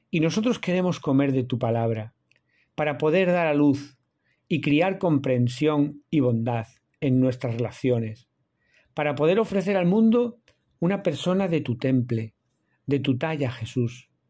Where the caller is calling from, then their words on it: Seville, Andalusia, Spain; de la Fraternidad Misionera Verbunday. Os hablo desde Sevilla, hoy jueves 18 de enero.